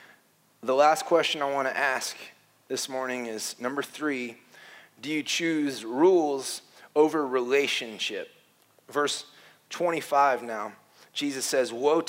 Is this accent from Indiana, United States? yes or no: yes; Warsaw, Indiana, United States; moved away; I grew up in Warsaw Wesleyan, a strict conservative church in northern Indiana.